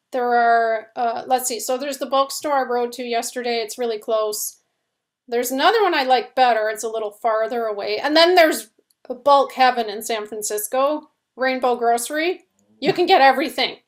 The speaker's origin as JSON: {"language": "English", "country": "Canada", "moved": "yes", "lives_now": "United States", "said": "we're Canadian, we live in the States"}